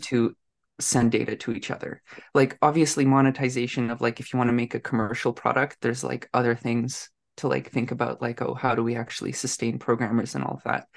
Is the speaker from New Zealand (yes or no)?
no; Canada; I'm a Canadian tech person living in Ottawa